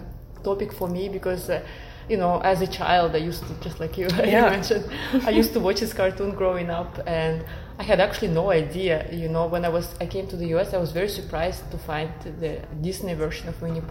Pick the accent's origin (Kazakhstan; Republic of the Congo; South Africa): Kazakhstan; now in United States; I'm originally from Kazakhstan